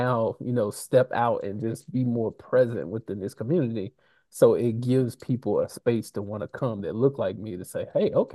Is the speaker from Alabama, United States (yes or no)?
yes; Alabama, United States; I grew up in Alabama